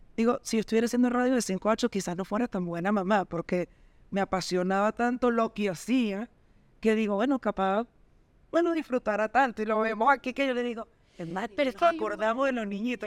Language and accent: Spanish; Venezuela; nosotras que somos venezolanas, comunicadoras